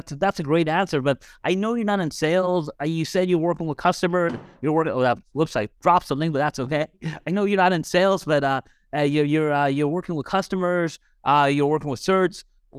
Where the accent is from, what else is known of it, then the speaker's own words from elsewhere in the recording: United States; So I'm American, so like I have to get a calculator out to like do any type of conversion because we're unfortunately not metric